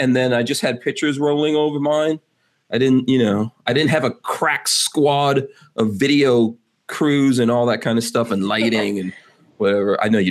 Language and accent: English; New York City, New York, United States; I came to live in America in 1983. So, and I grew up in Far Rockaway, New York.